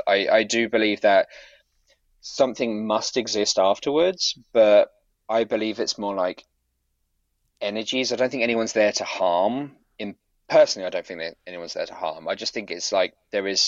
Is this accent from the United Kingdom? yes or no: yes; near Manningtree, Essex, East of England, United Kingdom; through Manningtree back to my hometown